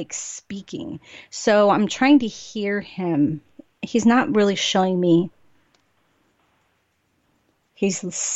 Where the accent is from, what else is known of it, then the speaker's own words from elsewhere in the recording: California, United States; I'm from California